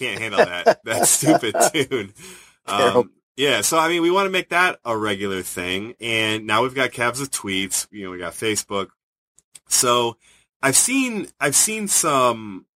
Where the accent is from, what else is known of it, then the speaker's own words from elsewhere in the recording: Cleveland, Ohio, United States; growing up in Cleveland